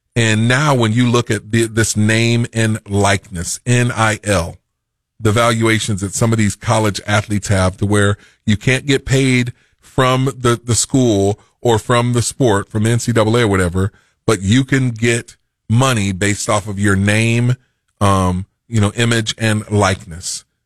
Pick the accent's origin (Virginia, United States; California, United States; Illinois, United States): Illinois, United States; Macomb; moved away as an adult; now in Springfield, United States; I was from Macomb, Illinois